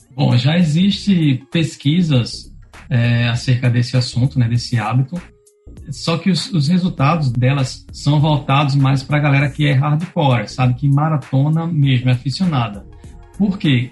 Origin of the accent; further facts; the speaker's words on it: Pernambuco, Brazil; also born or lived in Rio Grande do Norte; now in Natal, Brazil; eu não sou daqui do estado, eu sou de Pernambuco